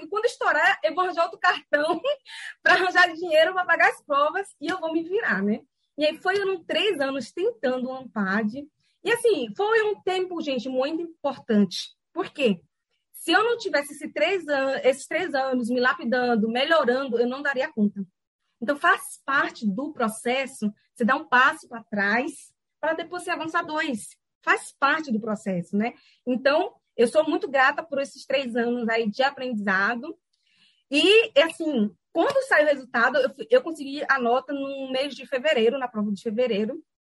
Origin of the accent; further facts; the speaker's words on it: Salvador, Bahia, Brazil; moved away as an adult; also born or lived in São Paulo; na onde eu nasci, né, no Lobato, né, lá no subúrbio